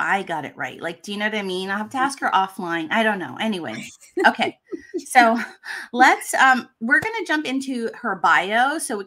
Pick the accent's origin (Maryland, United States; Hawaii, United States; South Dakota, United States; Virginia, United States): Hawaii, United States; I'm Hawaiian